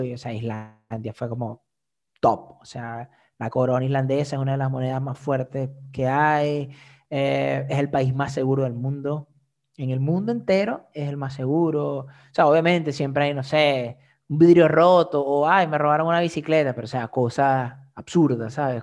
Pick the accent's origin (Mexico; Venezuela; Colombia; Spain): Venezuela; now in Iceland; yo soy de Venezuela